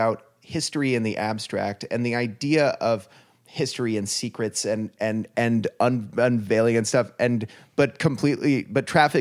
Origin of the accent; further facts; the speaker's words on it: United States; as an American